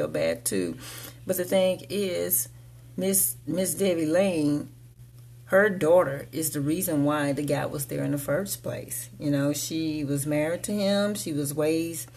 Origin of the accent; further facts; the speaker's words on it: United States; I consider America my house and American people my family.